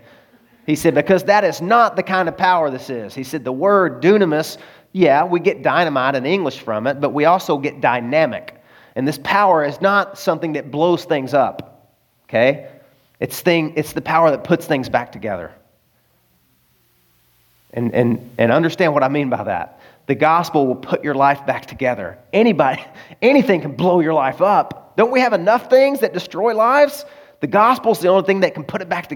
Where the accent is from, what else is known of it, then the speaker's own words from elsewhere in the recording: Arkansas, United States; moved away; also born or lived in California; I'm from Arkansas